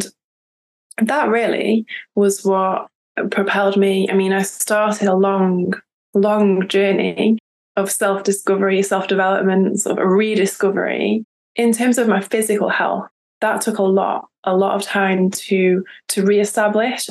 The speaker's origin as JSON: {"language": "English", "country": "United Kingdom", "moved": "yes", "lives_now": "France", "said": "I am British, but I live in France."}